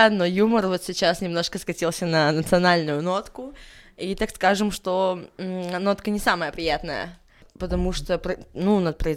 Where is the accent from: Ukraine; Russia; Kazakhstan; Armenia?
Armenia; Мне 25, э, я армянка, да, делаю татуировки